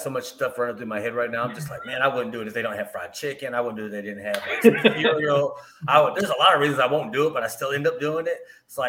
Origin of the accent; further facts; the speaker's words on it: Montgomery, Alabama, United States; I'm from Montgomery, Alabama.